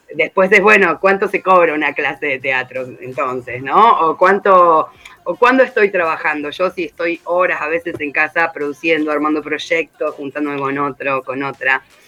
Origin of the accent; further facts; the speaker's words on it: Rosario, Santa Fe, Argentina; moved away as an adult; now in Merlo, Argentina; yo no soy oriunda de acá, soy de Rosario